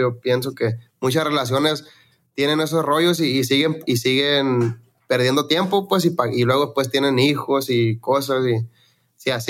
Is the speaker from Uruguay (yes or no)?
no; Los Mochis, Sinaloa, Mexico; now in Phoenix, United States; yo soy de Mochis, de Sinaloa, allá de los Mochis